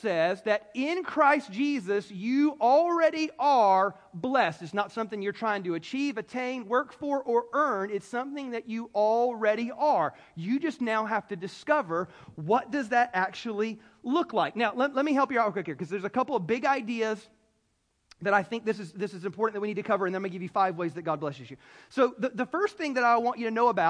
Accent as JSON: {"language": "English", "region": "the South", "country": "United States", "said": "I'm from the South"}